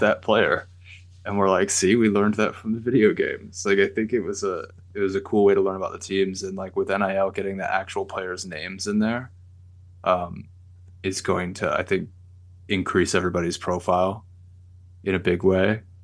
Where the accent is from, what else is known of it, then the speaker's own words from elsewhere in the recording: Michigan, United States; we're from Michigan